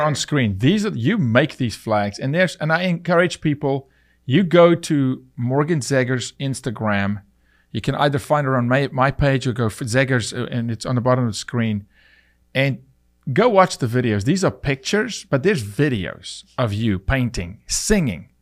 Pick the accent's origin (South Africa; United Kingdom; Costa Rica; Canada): South Africa; moved away as an adult; now in United States; I'm from South Africa